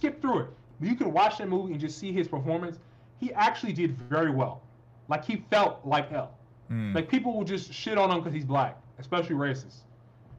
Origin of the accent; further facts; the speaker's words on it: United States; We're Americans